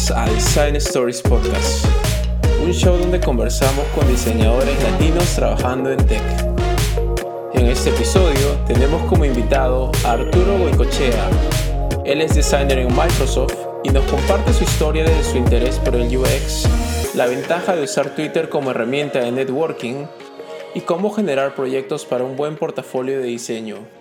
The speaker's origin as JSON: {"language": "Spanish", "country": "Peru", "said": "como, peruanos, como compatriotas"}